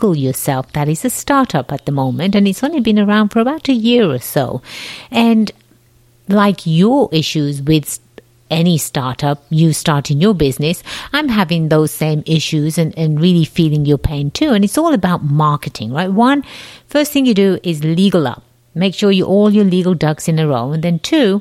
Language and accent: English; England, United Kingdom; accent: slight accent; moved away as an adult; now in United States; I was born and raised in England, the jolly old land across the pond